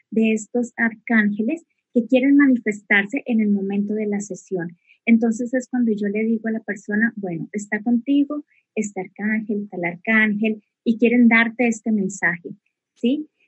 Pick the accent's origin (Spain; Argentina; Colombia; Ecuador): Colombia; Bogotá; also born or lived in Neiva; Bogotá. Y, bueno, prácticamente me considero más, más bogotana porque he vivido mayor parte de mi vida aquí en Bogotá.